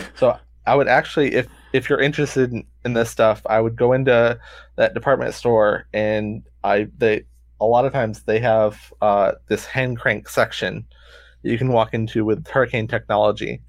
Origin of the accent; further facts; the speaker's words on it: St. Petersburg, Florida, United States; I grew up in Saint Pete